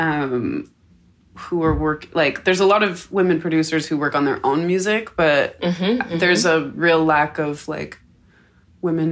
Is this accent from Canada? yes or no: yes; Canada; being Canadian